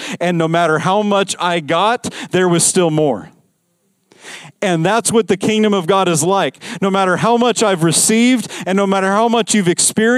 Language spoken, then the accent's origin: English; Las Vegas, Nevada, United States; I grew up in Vegas.